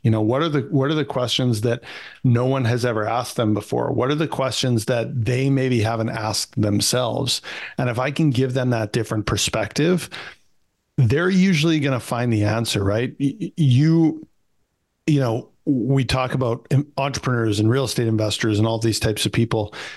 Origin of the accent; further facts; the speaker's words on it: Canada; I'm a Canadian kid